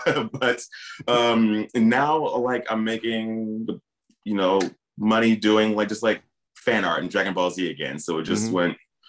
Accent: Peoria, Illinois, United States; I did do one mural in my hometown of Peoria, Illinois, although I'm not excited about it now.

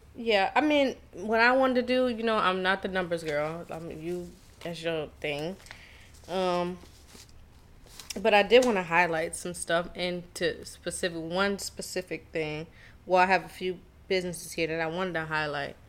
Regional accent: Charleston, South Carolina, United States; I'm from Charleston, South Carolina.

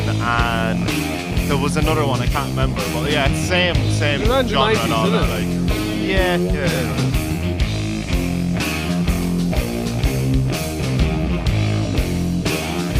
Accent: Ireland; we're an Irish podcast

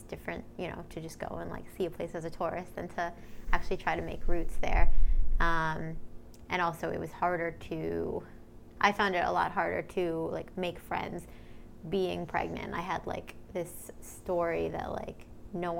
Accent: New York, United States; moved away as an adult; also born or lived in New Orleans; growing up in New York

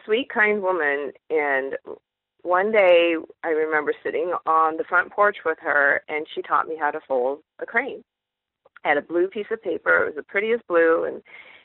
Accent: eastern Washington State, United States; moved away as an adult; also born or lived in San Jose, California; now in Michigan, United States; I grew up in Washington State, in eastern Washington, right near the Idaho border

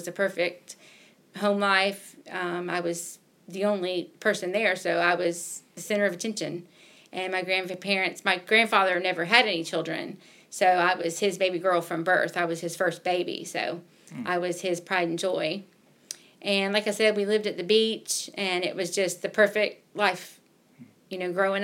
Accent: Jacksonville, Florida, United States; born or raised there; moved away as an adult; now in Milledgeville, United States

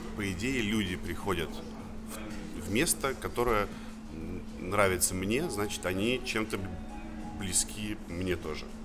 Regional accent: Saint Petersburg, Russia; now in Moscow, Russia; Я сам из Петербурга

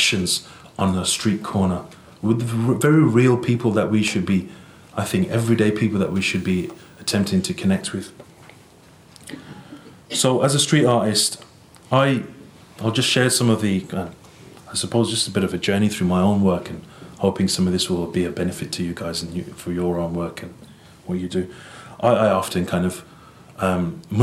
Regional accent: Birmingham, West Midlands, United Kingdom; I was born and raised in England, the city of Birmingham

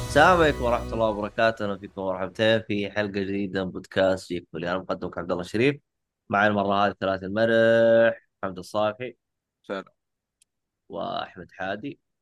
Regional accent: Saudi Arabia; عندنا في السعوديه

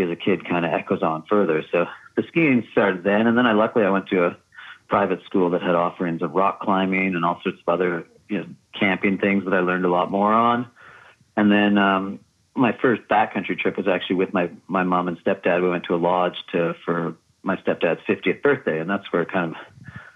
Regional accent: just south of Montreal, Quebec, Canada; I grew up just south of Montreal in Quebec

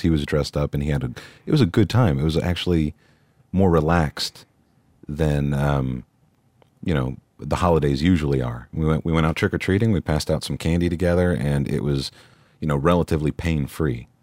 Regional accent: North Texas, United States; in North Texas

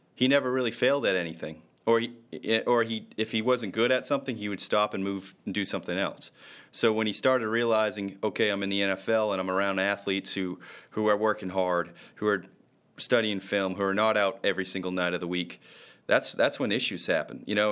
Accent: Rumford, Maine, United States; moved away; go home to my hometown in Rumford

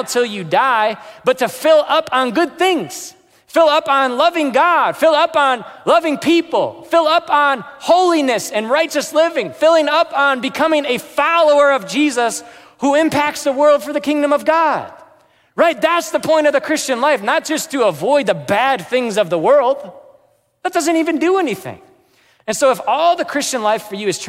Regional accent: United States; I'm American.

